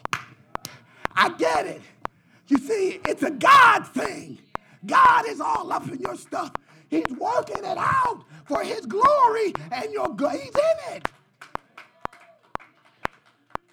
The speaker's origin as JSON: {"language": "English", "town": "Philadelphia", "region": "Pennsylvania", "country": "United States", "tie": "born or raised there", "said": "I'm from Philadelphia. And somehow I graduated from Simon Gratt"}